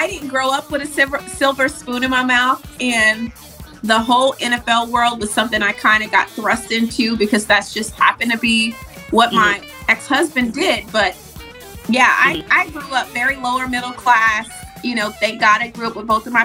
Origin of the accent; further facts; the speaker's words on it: Jonesboro, Arkansas, United States; moved away; I grew up in Jonesboro, which is the 4th largest city in Arkansas